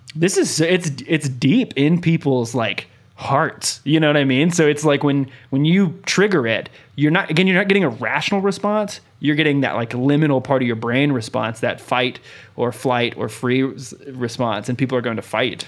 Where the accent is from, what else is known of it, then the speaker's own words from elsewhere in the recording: United States; I grew up in America